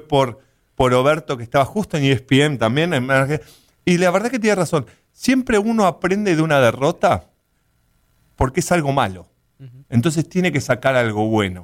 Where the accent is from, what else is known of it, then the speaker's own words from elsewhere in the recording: Buenos Aires Province, Argentina; moved away as an adult; now in United States; la verdad que nací en Buenos Aires, no nací, nací un poquito a las afueras de Buenos Aires. Buenos Aires en sí, cerca del aeropuerto